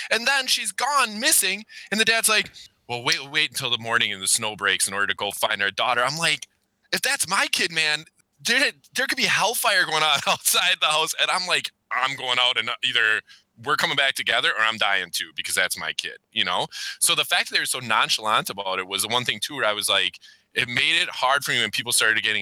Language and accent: English; Wisconsin, United States; I grew up in Wisconsin